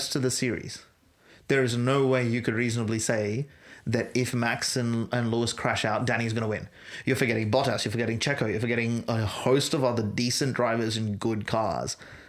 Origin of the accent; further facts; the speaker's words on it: Australia; It's a frustrating thing as an Australian fan